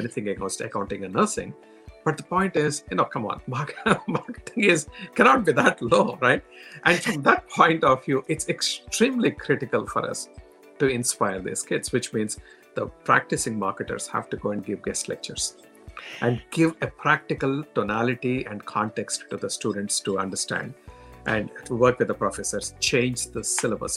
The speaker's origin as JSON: {"language": "English", "country": "India", "accent": "Indian", "moved": "yes", "said": "coming from India, with my strong Indian accent"}